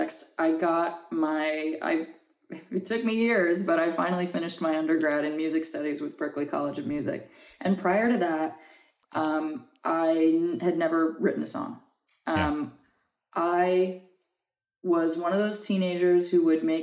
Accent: New Orleans, Louisiana, United States; now in Los Angeles, United States; grew up in New Orleans, and the influence of both French and Spanish culture is everywhere

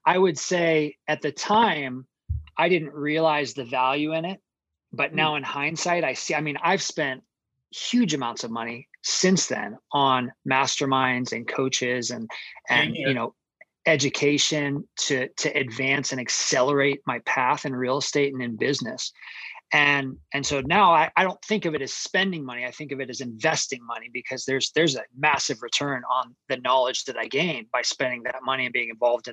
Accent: Phoenix, Arizona, United States; I grew up in Phoenix, Arizona

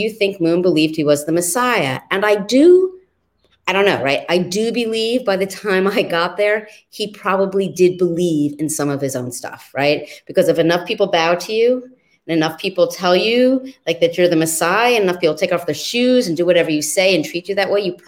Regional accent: New York City, New York, United States; I lived with my dad in New York City's East Village in the 1970s

